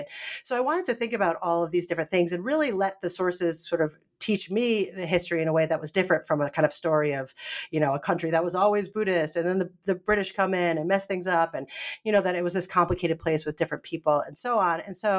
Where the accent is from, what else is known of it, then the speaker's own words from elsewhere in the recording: Northeast, United States; now in North Carolina, United States; I grew up in the Northeast. And so there weren't as many Baptists. Now I'm in North Carolina, so there's a lot more Baptist communities.